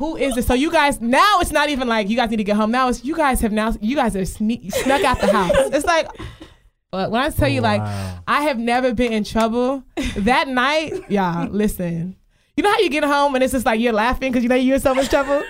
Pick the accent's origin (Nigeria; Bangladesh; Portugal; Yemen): Nigeria; I loved being Nigerian. I've always loved being Nigerian because, like, my Nigerian circle is lit as fuck.